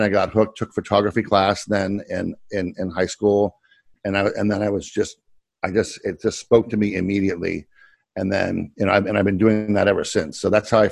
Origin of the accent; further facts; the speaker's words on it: Kent, Ohio, United States; moved away as an adult; also born or lived in Pittsburgh / Boston; I came from Kent, Ohio